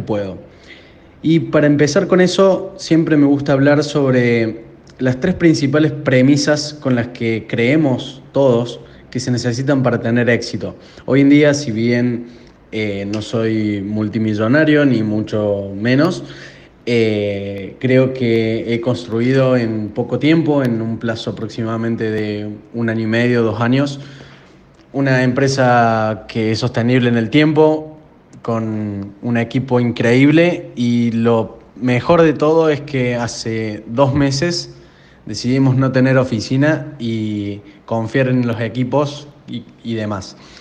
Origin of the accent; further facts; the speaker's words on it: Córdoba, Argentina; accent: Argentine; de la empresa Drew Inbound de Argentina. Se darán cuenta por, mi acento